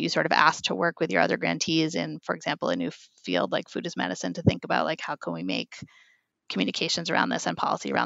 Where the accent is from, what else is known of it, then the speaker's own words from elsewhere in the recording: New York City, New York, United States; I'm a New Yorker